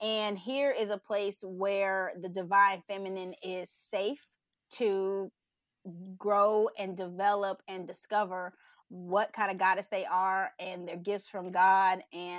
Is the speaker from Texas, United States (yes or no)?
yes; Texas, United States; I'm from Texas. Yeah. Okay. H-Town, hold it down.